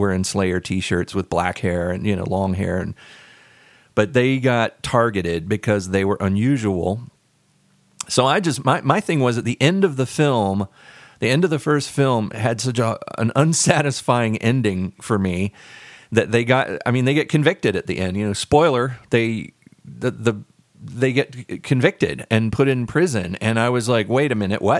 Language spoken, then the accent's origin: English; the South, United States; I grew up in the South.